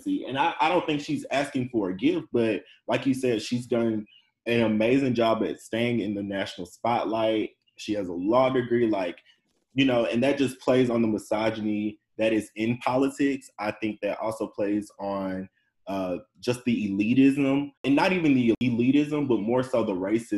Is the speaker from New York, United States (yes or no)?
no; Birmingham, Alabama, United States; I'm from Birmingham